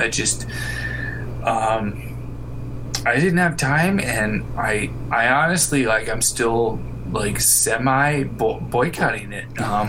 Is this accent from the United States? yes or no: yes; Colorado, United States; I'm from Colorado